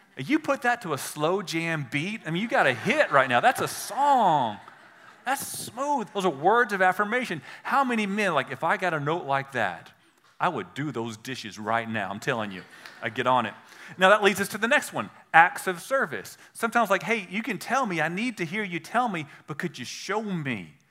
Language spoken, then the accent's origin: English; United States; accent: redneck